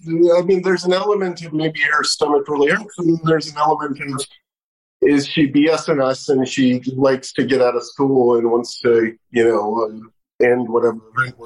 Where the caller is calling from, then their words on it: Washington, District of Columbia, United States; Washington, D.C.